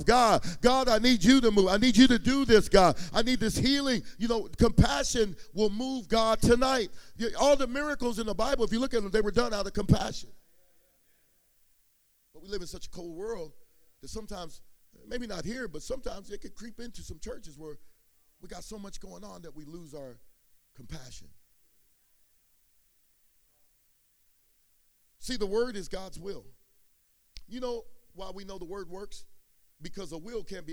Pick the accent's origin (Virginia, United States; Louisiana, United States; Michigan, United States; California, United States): California, United States; San Jose; also born or lived in East Palo Alto, California; I grew up in East Palo Alto and San Jose